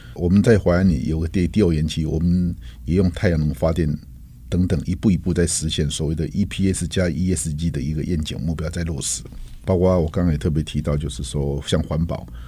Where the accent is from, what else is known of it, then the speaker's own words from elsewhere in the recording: Taiwan; 台湾这块土地一直对我来说是有着一个深厚的前感，因为毕竟是这一个深厚的长长大的地方